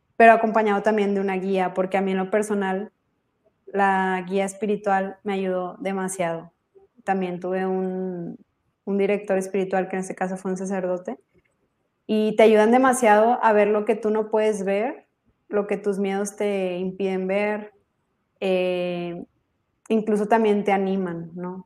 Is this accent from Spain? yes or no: no; Monterrey, Nuevo León, Mexico; soy de Monterrey, México